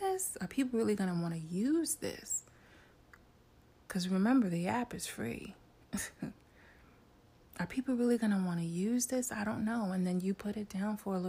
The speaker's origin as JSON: {"language": "English", "town": "New York City", "region": "New York", "country": "United States", "said": "I'm a woman from New York City"}